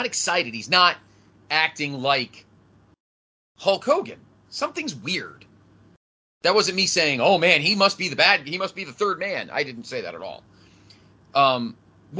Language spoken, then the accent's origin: English; Connecticut, United States; growing up in Connecticut, I was a huge WWF fan